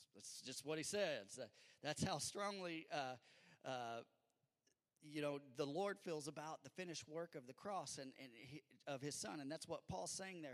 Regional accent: California, United States; now in Bedford; I'm from California

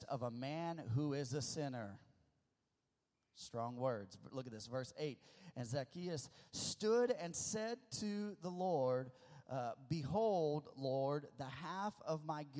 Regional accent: the Ozarks, Missouri, United States; moved away; also born or lived in California; I grew up in my formidable years, my elementary years. I grew up in Missouri, in kind of the sticks of Missouri, the Ozarks. I'm an old Ozark boy

